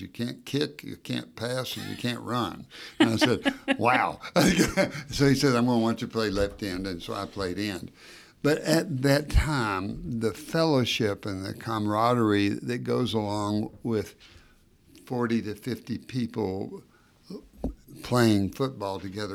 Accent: Knoxville, Tennessee, United States; also born or lived in Battle Creek, Michigan; I came down to Knoxville a, at age two and ev, essentially growing up in Knoxville

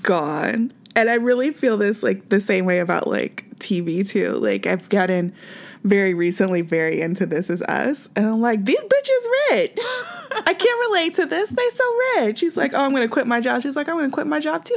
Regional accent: Kansas City, Missouri, United States; now in Southern California, United States

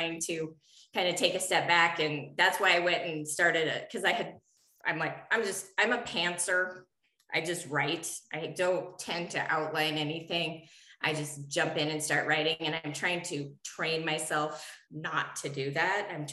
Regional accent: Montana, United States; moved away; also born or lived in southwestern United States; I'm originally from Montana. I haven't lived in Montana for like almost 32 years now

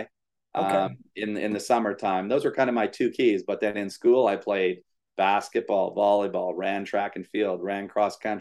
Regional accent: Canada; moved away as an adult; also born or lived in Ontario / Manitoba / Alberta; now in Florida, United States; We grew up in Canada

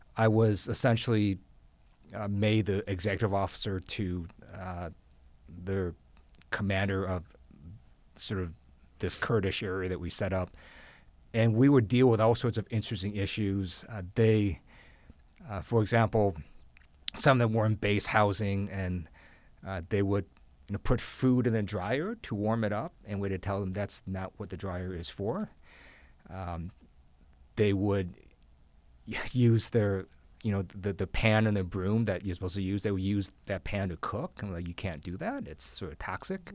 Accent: Ohio, United States; moved away; also born or lived in Taiwan / Guam; I grew up in Ohio

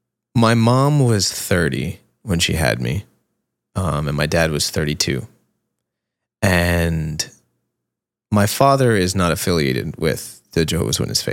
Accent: Jersey City, New Jersey, United States; But like I say, I always say I grew up in Jersey City because most of my youth was spent in Jersey there.

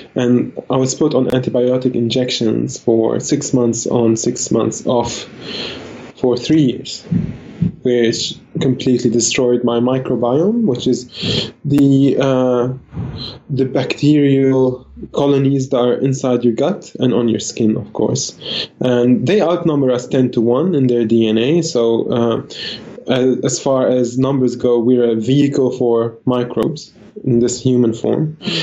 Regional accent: Lebanon; now in Australia; I was born in Lebanon in the peak of the civil war

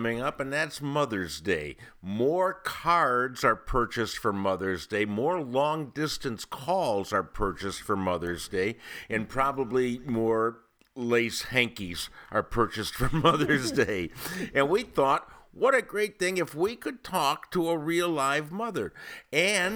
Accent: Cleveland, Ohio, United States; moved away; I grew up in Cleveland

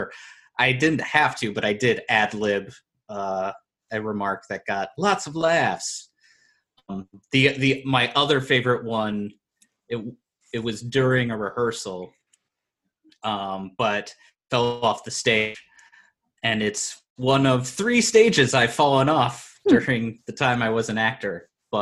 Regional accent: Moline, Illinois, United States; I'm from Moline, so I lived in Illinois

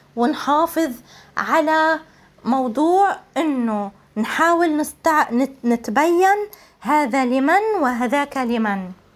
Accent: Jaffa, Palestine; أنا الكاتبة والناشطة الفلسطينية اليافوية

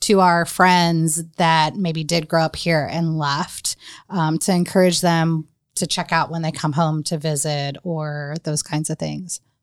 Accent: North Carolina, United States; now in Marion, Indiana, United States; my history growing up in North Carolina

